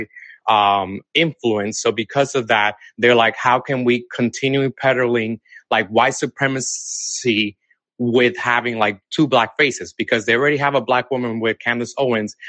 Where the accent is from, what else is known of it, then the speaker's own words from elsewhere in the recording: Dominican Republic; now in Atlanta, United States; I'm originally from Dominican Republic, but I live in Atlanta, okay. Georgia now.